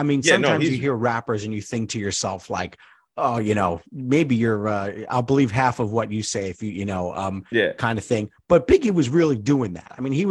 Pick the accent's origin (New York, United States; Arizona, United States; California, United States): New York, United States; New York City; I was born and raised on I wasn't born on Sedgwick Avenue, but I was raised on Sedgwick Avenue, 3845 Sedgwick okay. Avenue